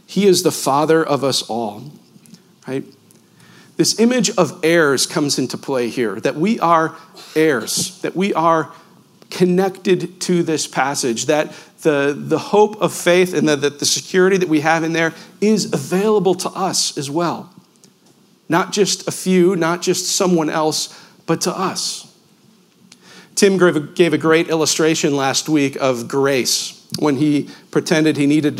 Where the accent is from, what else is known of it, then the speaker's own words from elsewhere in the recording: Western New York, United States; I grew up in Western New York, about a 30-minute drive from Niagara Falls